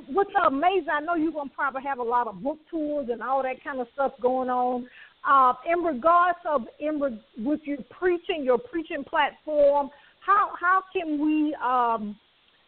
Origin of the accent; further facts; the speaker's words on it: the South, United States; I grew up in the South